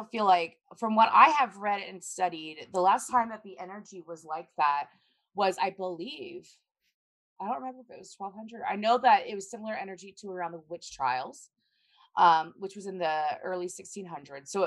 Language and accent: English; Tampa, Florida, United States